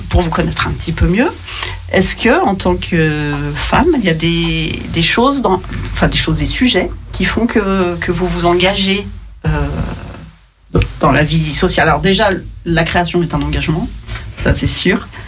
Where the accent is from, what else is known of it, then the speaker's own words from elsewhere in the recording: Paris, Île-de-France, France; now in Lyon, France; Alors, moi, j'ai grandi à Paris, mais ça fait 7 ans que je suis à Lyon.